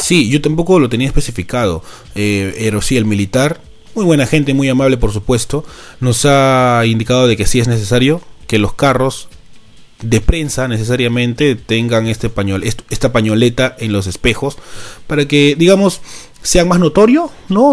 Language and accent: Spanish; Peru; somos los peruanos que nos tocó laburar